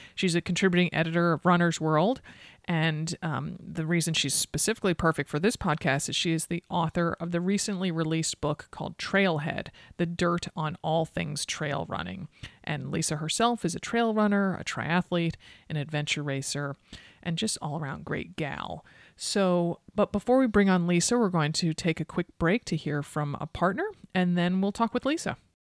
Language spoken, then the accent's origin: English; East Coast, United States; moved away; I grew up on the East Coast